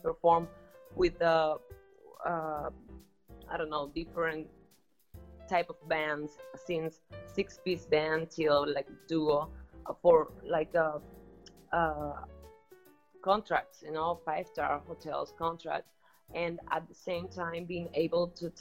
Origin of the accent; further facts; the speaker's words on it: Havana, Cuba; I'm from Havana, Cuba